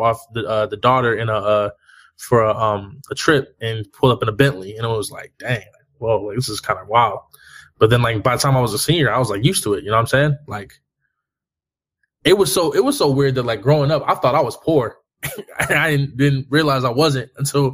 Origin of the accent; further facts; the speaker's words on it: Inglewood, California, United States; I grew up in Inglewood, California